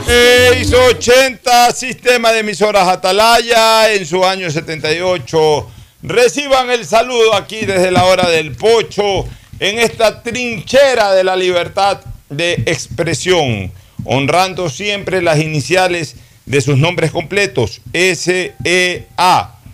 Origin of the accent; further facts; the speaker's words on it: Guayaquil, Guayas, Ecuador; Nací en Junín y Vaquerizo Moreno